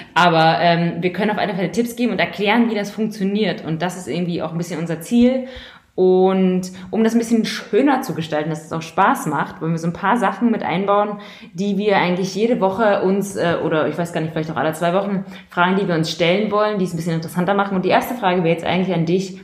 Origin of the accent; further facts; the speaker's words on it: East Germany, Germany; now in Munich, Germany; ich komme aus Ostdeutschland. Ich komme aus den neuen Bundesländern.